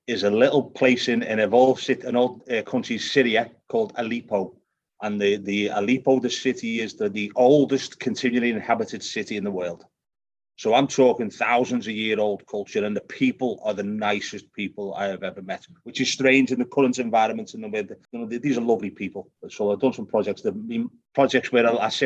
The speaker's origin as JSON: {"language": "English", "town": "Liverpool", "region": "North West England", "country": "United Kingdom", "tie": "born or raised there", "accent": "Celtic, a mixture of Irish and Scottish", "moved": "yes", "said": "I'm born in Liverpool in the UK, so it's a Celtic accent. It's a mixture of Irish and Scottish."}